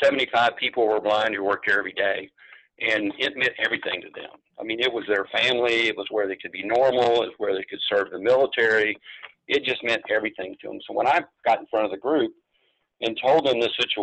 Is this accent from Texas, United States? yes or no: yes; San Antonio, Texas, United States; born there; And so I was born in San Antonio. It was a chance to stay here.